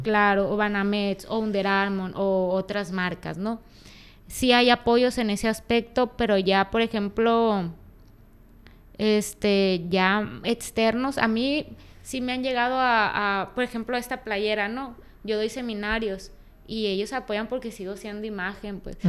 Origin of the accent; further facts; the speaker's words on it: Culiacán, Sinaloa, Mexico; moved away; also born or lived in Mexico City; Me siento bien estando en donde, donde yo nací.